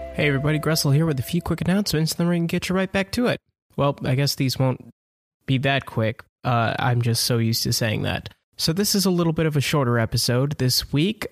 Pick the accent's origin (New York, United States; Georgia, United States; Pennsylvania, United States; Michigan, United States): Michigan, United States; Southeast; moved away; my hometown in Southeast Michigan